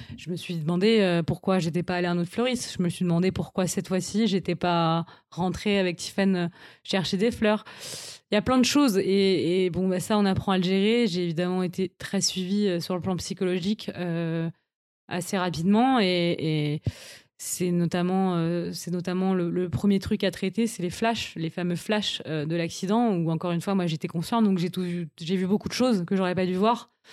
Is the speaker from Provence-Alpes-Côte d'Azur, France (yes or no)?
no; Paris, Île-de-France, France; Je suis une Parisienne depuis toujours. J'ai grandi à Paris, j'ai fait toutes mes études à Paris.